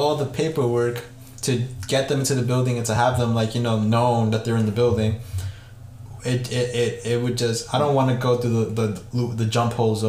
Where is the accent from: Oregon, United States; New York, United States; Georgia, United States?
New York, United States; we're in Dobbs Ferry. Like, I'm from New York